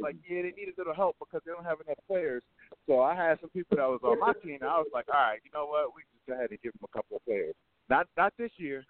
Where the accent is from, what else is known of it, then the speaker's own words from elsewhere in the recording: Bridgeport, Connecticut, United States; now in Atlanta, United States; I'm originally from Bridgeport, Connecticut.